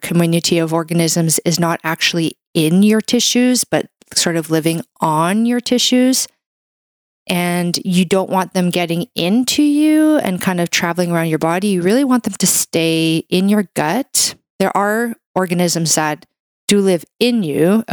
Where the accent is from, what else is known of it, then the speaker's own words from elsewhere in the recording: Canada; I'm a Canadian medical doctor